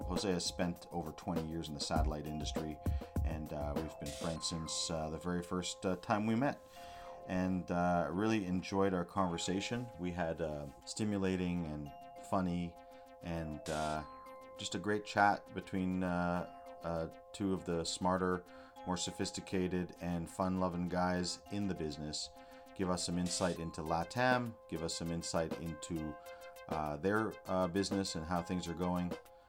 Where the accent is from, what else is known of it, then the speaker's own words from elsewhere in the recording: Canada; We have a strong kinship, you know, me being a Canadian Jew and them being Mexicans living in the States, living in Mexico.